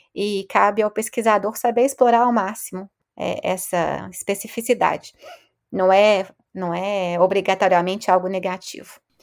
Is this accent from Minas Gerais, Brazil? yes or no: yes; Belo Horizonte, Minas Gerais, Brazil; moved away as an adult; also born or lived in Rio de Janeiro; now in France; eu sou de Belo Horizonte